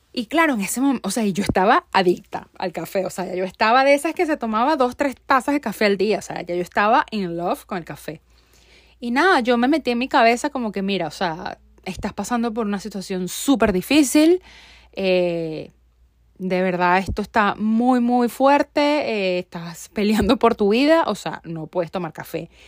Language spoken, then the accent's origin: Spanish; Venezuela; moved away as an adult; also born or lived in Barquisimeto, Venezuela; now in United States; yo lo dejé todo en mi país. O sea, yo soy yo dejé todo en Venezuela, o sea, salí de Venezuela